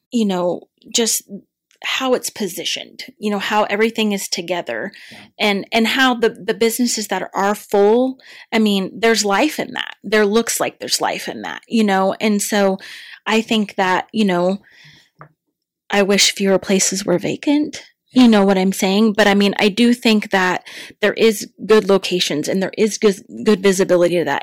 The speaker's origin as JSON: {"language": "English", "town": "Sterling", "region": "Kansas", "country": "United States", "tie": "born or raised there", "lives_now": "Larned, United States", "said": "I grew up in Sterling, Kansas"}